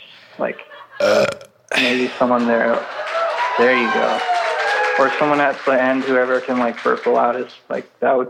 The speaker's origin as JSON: {"language": "English", "region": "the South", "country": "United States", "said": "No, I'm from the South."}